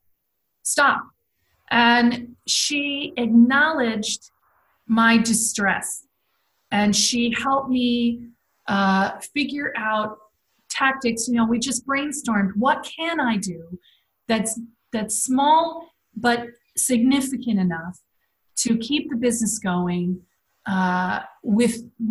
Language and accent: English; United States; moved away as an adult; now in Netherlands; as an American